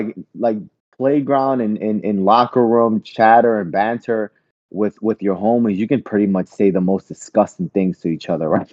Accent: New Orleans, Louisiana, United States; moved away; I grew up in New Orleans, which is highly populated by Black folks

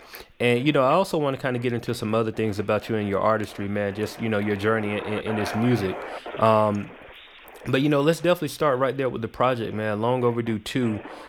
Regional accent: the South, United States; I'm from the South, definitely. Right? I'm from the South.

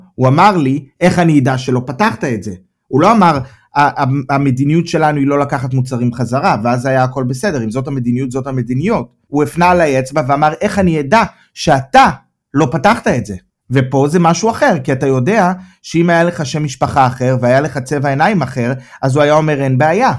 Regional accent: Israel; moved away as an adult; now in Germany; אני מישראל

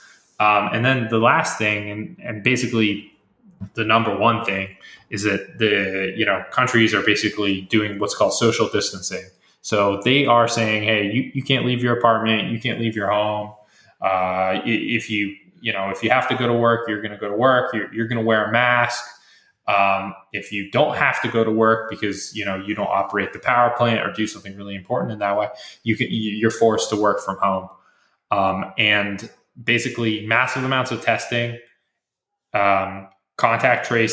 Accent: United States; as an American

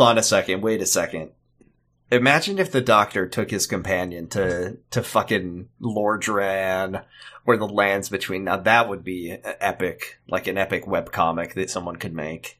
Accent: United States

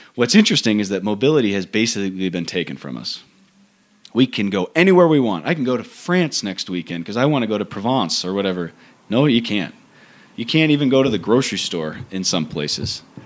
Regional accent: United States; as American priests

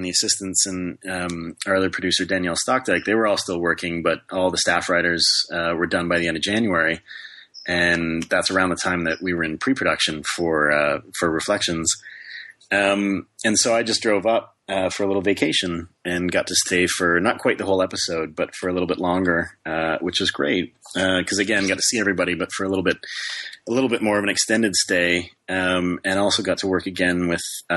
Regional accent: Canada; moved away as an adult; I am actually a Canadian citizen

